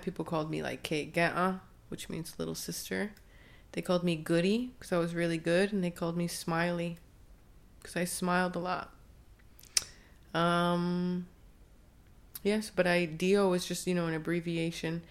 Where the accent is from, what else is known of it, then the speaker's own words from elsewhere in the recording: Onondaga Nation, New York, United States; also born or lived in Oakland; now in Akwesasne, United States; I was born and raised in a different community